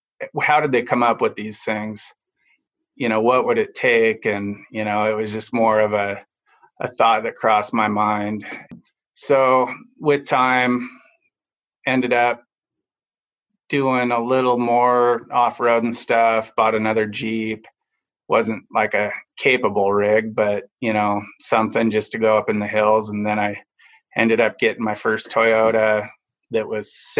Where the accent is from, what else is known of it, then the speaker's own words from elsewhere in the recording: Enumclaw, Washington, United States; moved away as an adult; now in Naches, United States; I grew up in Enumclaw, got tired of the rain and chaos on the west side and moved east. And I've been there since 2004